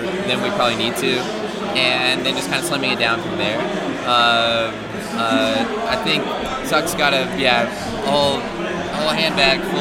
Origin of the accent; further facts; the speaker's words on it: Knoxville, Tennessee, United States; I grew up in Knoxville and East Tennessee